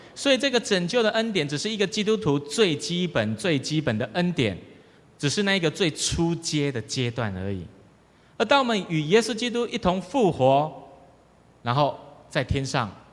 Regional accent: Taiwan; 我们台湾人

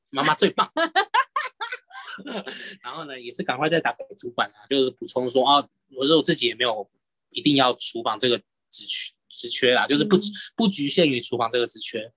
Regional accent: Keelung, Taiwan; 因为我是基隆人嘛

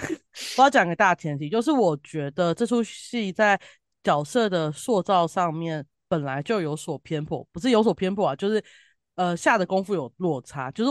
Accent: southern Taiwan, Taiwan; 主要可能我们就是南部人，

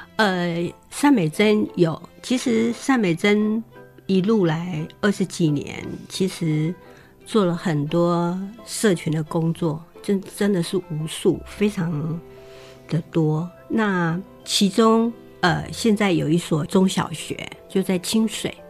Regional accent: Taiwan; 原来我是跟他们一伙，就是台湾人

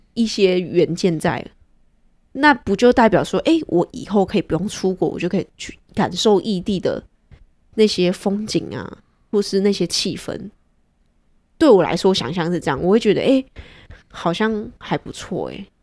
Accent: Taiwan; moved away; also born or lived in United States; 其实我初期回来台湾

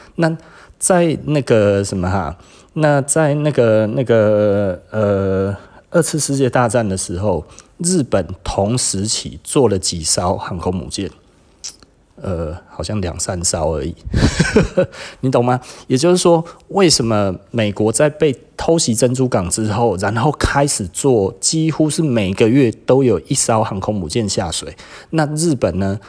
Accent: Taiwan; 我们台湾人

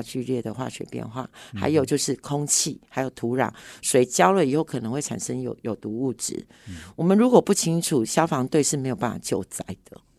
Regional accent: Hsinchu, Taiwan; 我曾经计算过，呃，我们新竹人的 time value 大概啊差不多每分钟每小时是三四百块左右

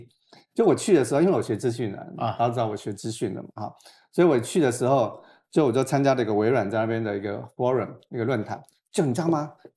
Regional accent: Taipei, Taiwan; 啊，我自己从台北来的，

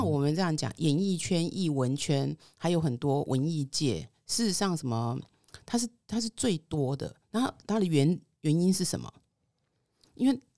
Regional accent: Taichung, Taiwan; 我的故乡台中

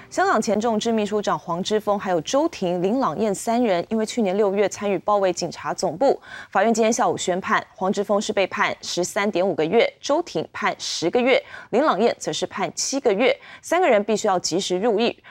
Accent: Taiwan; 我曾经有一段时间觉得我是中国人也是台湾人

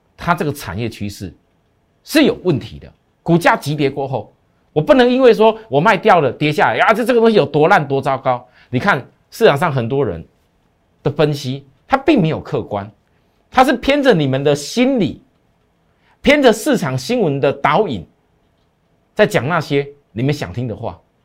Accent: Taiwan; 我们台湾人

